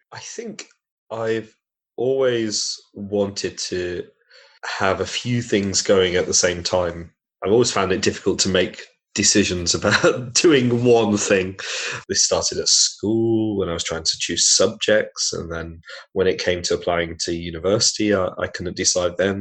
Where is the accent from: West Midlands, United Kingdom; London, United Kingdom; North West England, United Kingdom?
North West England, United Kingdom; Manchester; now in Bedford, United Kingdom; I'm from Manchester